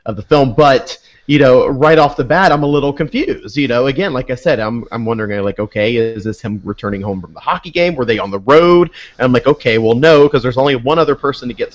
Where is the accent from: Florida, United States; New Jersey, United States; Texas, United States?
Florida, United States; I grew up in Florida